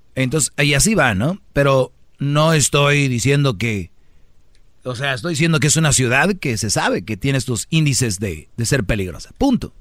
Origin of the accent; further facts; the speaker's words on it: Mexico; Yo soy mexicano